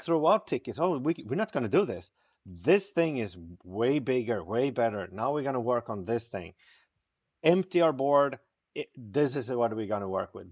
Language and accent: English; Stockholm, Stockholm County, Sweden; born and raised in Stockholm, Sweden